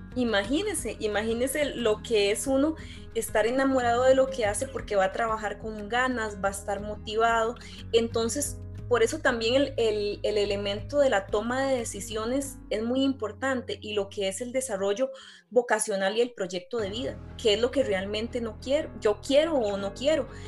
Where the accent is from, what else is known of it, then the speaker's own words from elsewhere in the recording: Costa Rica; lo que somos nosotros los ticos